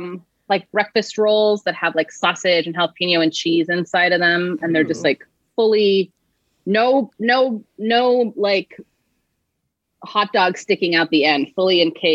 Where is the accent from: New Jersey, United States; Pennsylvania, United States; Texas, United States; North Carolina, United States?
Texas, United States; Sugar Land; moved away as an adult; now in Chicago, United States; I grew up in Houston, in Sugar Land, on the south side of Houston. Yeah. And then I went to school in Texas and started my career in Texas and then moved to Chicago in 2009.